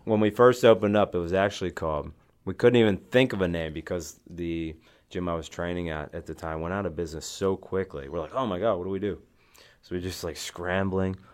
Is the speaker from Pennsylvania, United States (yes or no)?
yes; Western Pennsylvania, United States; when I was growing up, at the time, uh, in Western Pennsylvania, I was wrestling